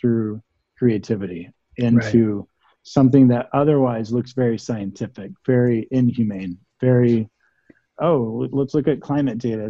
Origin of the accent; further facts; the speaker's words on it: Arkansas, United States; now in Oakland, United States; I grew up in Arkansas